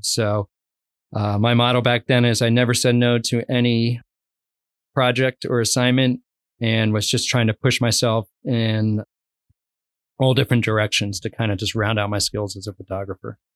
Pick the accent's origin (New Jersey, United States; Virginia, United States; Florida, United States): New Jersey, United States; moved away as an adult; also born or lived in Arizona / Mammoth / North Idaho / Keweenaw Peninsula; now in Copper Harbor, United States; I grew up originally in New Jersey, probably about twenty minutes outside of New York City in an affluent suburb